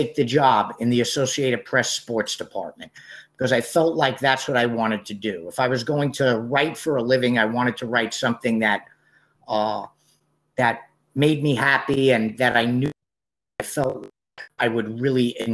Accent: New York City, New York, United States; I grew up in New York City, and in New York City, basketball is the sport

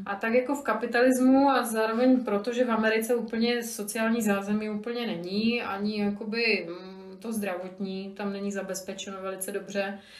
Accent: Slovakia; now in Czech Republic; tím, že jsem Slovenka, tak pořád všude jsem náplavka

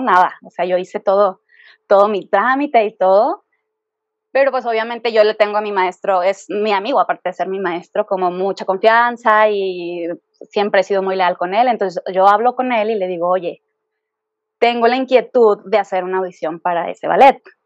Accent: Guadalajara, Jalisco, Mexico; moved away as an adult; now in Mexico City, Mexico; yo soy de Guadalajara.

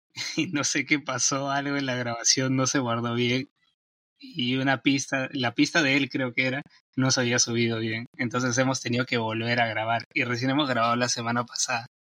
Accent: Peru; soy de Perú y acá son las 8 y 50

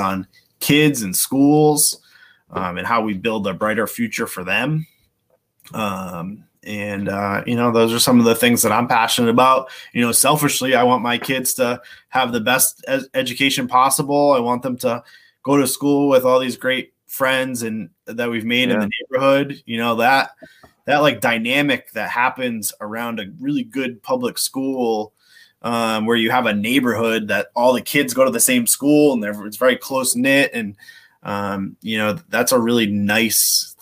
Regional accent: Cranston, Rhode Island, United States; now in Warwick, United States; I grew up in Cranston

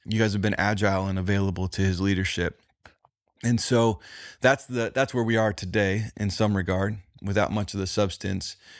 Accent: Indiana, United States; I was from the Midwest

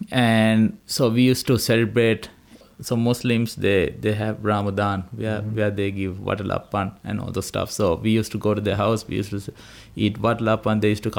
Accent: Colombo, Western Province, Sri Lanka; first language Sinhala; English is a second language; moved away as an adult; also born or lived in Melbourne, Australia; now in Hobart, Australia; I grew up in Colombo.

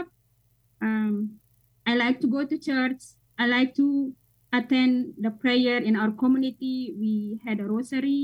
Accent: Indonesia; moved away as an adult; now in United States; I'm from Indonesia

